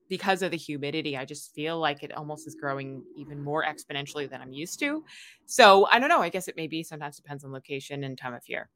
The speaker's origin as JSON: {"language": "English", "region": "New York", "country": "United States", "tie": "born or raised there", "moved": "yes", "lives_now": "Hawaii, United States", "said": "I grew up in New York"}